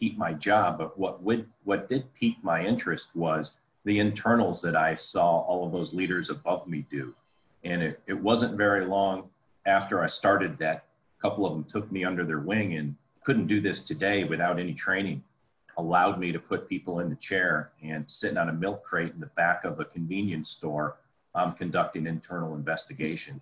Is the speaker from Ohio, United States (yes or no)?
yes; Columbus, Ohio, United States; moved away; also born or lived in Detroit / Los Angeles / Chicago; my hometown here in Columbus, Ohio